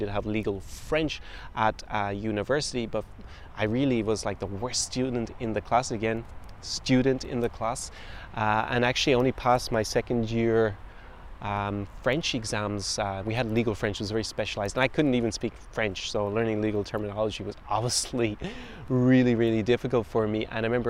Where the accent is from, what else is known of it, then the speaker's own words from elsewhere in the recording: Ireland; moved away; also born or lived in United States / France / Belgium / Germany; And that's because I've lived in lots of countries since being born and growing up in Ireland. So you can probably hear different influences on my accent.